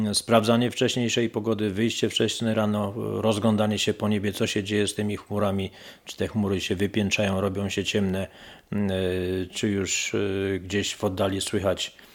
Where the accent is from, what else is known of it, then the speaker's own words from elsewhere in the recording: Toruń, Kuyavian-Pomeranian Voivodeship, Poland; Jesteśmy z Torunia i wczoraj spostrzegliśmy, że bardzo dużo, bardzo przede wszystkim kobiet.